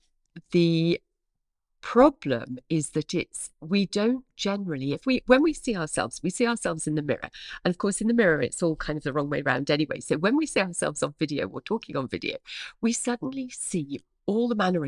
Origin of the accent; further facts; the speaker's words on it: East of England, United Kingdom; accent: Norfolk; I sound much posher than I hear in my head. In my head, I still hear my Norfolk accent, sure.